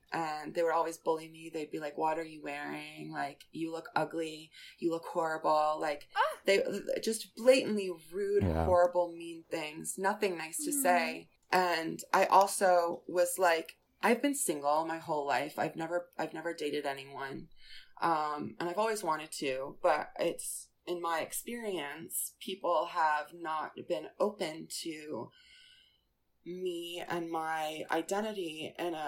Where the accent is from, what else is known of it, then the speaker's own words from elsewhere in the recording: Westchester, New York, United States; moved away as an adult; also born or lived in Florida; growing up in Westchester, New York, I had a really supportive family, and my high school was supportive.